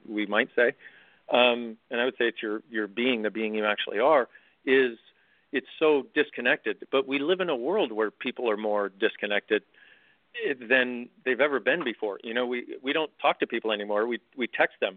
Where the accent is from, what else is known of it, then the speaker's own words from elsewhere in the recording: California, United States; growing up in California